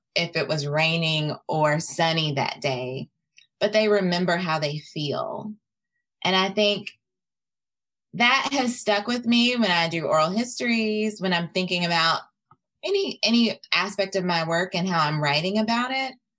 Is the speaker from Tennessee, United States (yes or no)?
yes; Tennessee, United States; also born or lived in Mississippi; I grew up in Tennessee. Um, but I really claim Mississippi as my home.